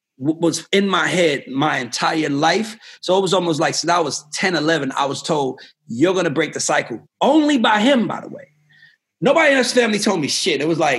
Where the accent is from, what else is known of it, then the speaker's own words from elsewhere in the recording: Georgia, United States; I grew up on Old National Highway, and this dude I went to school with flags me down